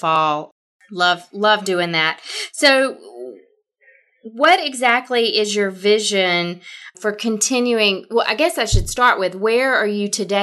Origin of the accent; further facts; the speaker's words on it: the South, United States; accent: thick Southern; So I grew up in the South as well. I'm sure all of you can tell by my thick Southern accent.